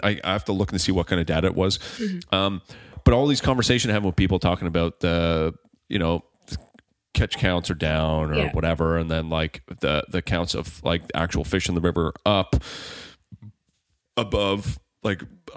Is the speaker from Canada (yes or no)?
yes; Margaree, Nova Scotia, Canada; growing up on the river, like growing up in Margaret